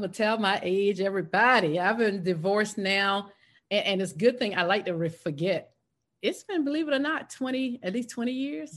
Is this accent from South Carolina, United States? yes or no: yes; South Carolina, United States; moved away as an adult; now in Atlanta, United States; I was raised in South Carolina, went to college in South Carolina